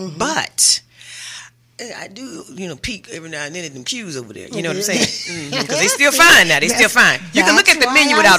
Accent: New Orleans, Louisiana, United States; Girl, I'm from New Orleans.

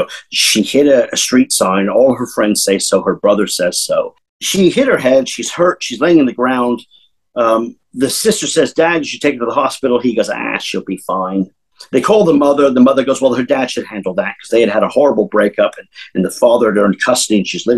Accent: San Diego, California, United States; I'm from San Diego

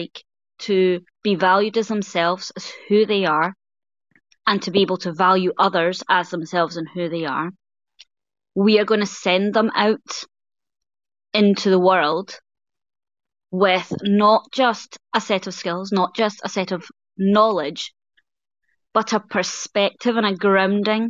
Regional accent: Scotland, United Kingdom

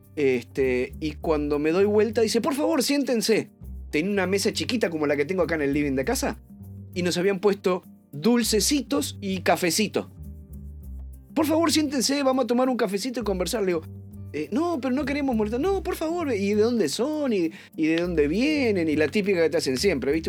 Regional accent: Uruguay; los dos somos uruguayos

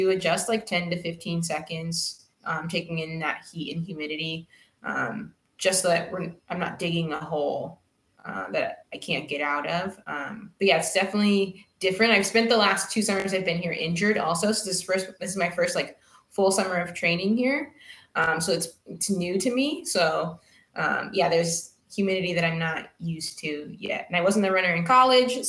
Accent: Ventura, California, United States; moved away as an adult; now in Ferndale, United States; I grew up in Southern California in Ventura.

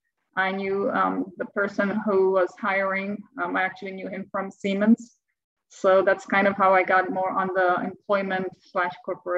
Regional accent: Czechia; now in United States; So I'm from the Czech Republic, and back in the day, it was known as Czechoslovakia. My family, my parents and I came here along with my

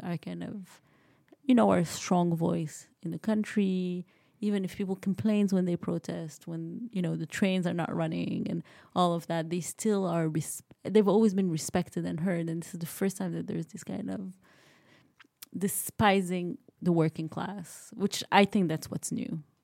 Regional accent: Morocco; moved away as an adult; also born or lived in United States; now in France; I grew up in Morocco. I went to school in the U S

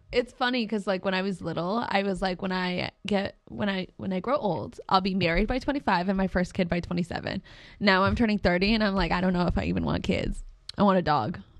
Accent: New England, United States; we're from New England

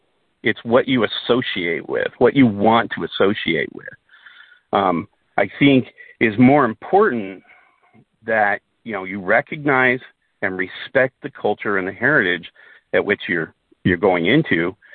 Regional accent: Southern Denmark, Denmark; born there; as a Dane, and I was, you know, I was born in Denmark, in southern Denmark, that in of itself is the only way to kind of be a Dane.

